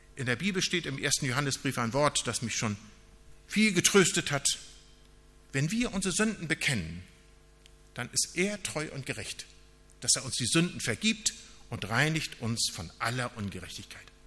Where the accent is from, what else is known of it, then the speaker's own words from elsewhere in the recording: Northern Germany, Germany; wir als Norddeutsche, wir sind eher so nüchterne Leute